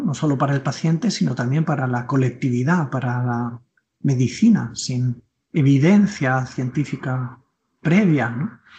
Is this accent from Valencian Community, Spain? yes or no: no; Tordesillas, Castile and León, Spain; colegio de mi pueblo, yo soy de Tordesillas, Valladolid